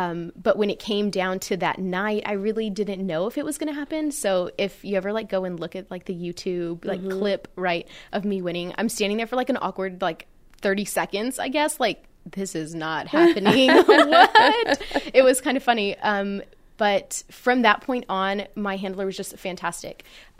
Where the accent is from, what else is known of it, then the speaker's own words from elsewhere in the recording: Floresville, Texas, United States; since I'm from Floresville, we have the Peanut Festival and we're one of like those last towns that hand make the dresses every year.